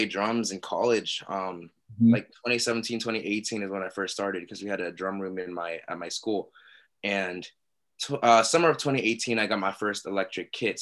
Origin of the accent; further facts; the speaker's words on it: Pittsburgh, Pennsylvania, United States; I was born in Pittsburgh. So I was actually the first person in my family to be born and raised in the United States